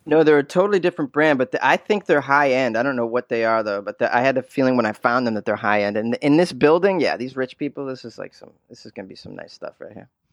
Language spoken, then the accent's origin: English; 25 miles north of Boston, Massachusetts, United States; moved away as an adult; also born or lived in New York; now in Los Angeles, United States; I was born and raised in Massachusetts, uh, about 25 miles north of Boston